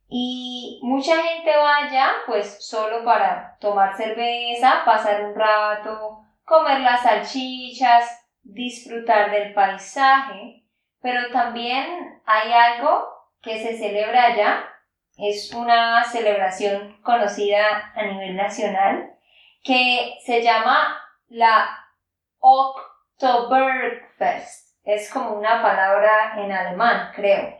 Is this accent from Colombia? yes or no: yes; Santander, Colombia; de Santander, Colombia